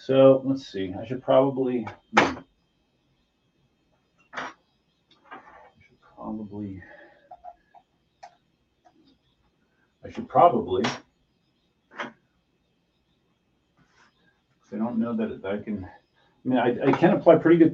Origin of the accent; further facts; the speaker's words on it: Pennsylvania, United States; moved away; I'm originally from Pennsylvania